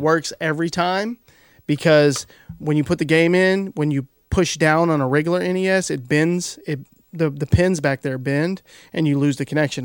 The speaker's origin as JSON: {"language": "English", "region": "Kentucky", "country": "United States", "said": "I'm from Kentucky."}